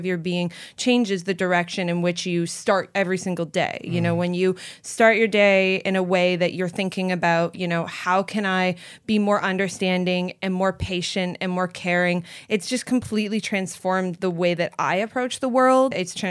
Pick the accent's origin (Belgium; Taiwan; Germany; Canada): Canada; also born or lived in Florida; now in California, United States; I came from the Great White North of Canada. So we don't have exotic creatures in Canada. We have moose and beavers, and that's about it.